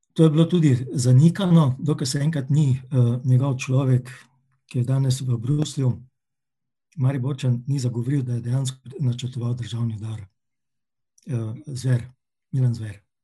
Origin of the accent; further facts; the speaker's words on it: Maribor, Drava, Slovenia; Rojen sem pa v Mariboru in Mariborčana se počutim vedno in skos, tudi Slovenca